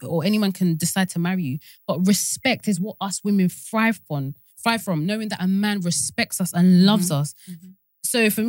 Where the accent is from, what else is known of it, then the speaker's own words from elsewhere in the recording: Nigeria; as a Nigerian person